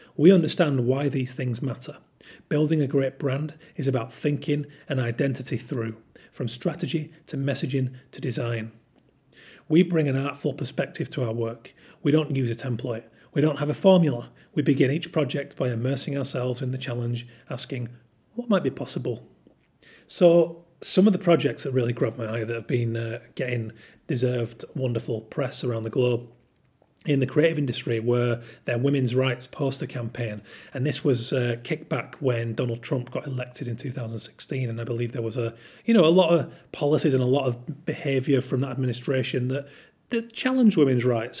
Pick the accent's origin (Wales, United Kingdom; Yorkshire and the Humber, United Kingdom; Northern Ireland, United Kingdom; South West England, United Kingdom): Yorkshire and the Humber, United Kingdom; I'm from Yorkshire